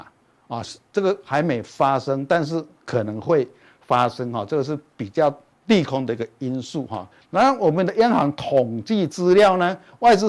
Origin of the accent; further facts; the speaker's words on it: Chiayi, Taiwan; 各位现场的观众朋友，大家好，我是嘉义的